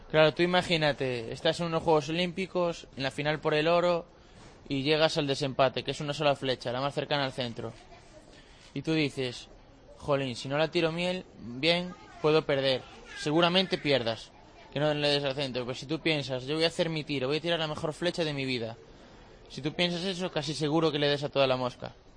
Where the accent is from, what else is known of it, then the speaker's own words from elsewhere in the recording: Cedeira, Galicia, Spain; lugar allí de Cedeira, de mi pueblo